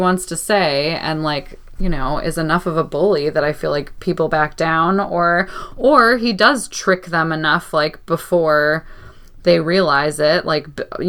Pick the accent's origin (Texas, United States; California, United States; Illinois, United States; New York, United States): Illinois, United States; Chicago; moved away; also born or lived in New Mexico; I'm from Chicago